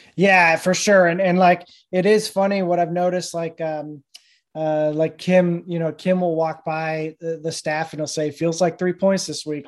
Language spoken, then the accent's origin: English; Rhode Island, United States; moved away; I grew up in Rhode Island